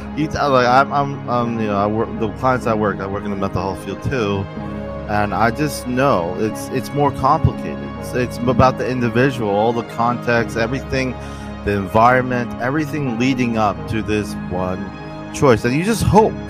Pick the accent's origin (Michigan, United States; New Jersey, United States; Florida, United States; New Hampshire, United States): New Jersey, United States; I'm from New Jersey, so there's a lot of Italians